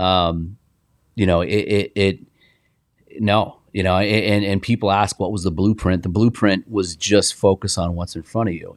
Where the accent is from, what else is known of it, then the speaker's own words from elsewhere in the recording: Indianapolis, Indiana, United States; now in Arizona, United States; I played on a great team growing up in Indianapolis